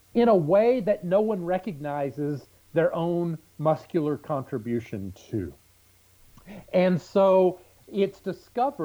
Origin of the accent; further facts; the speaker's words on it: Southeast Texas, United States; I'm from Southeast Texas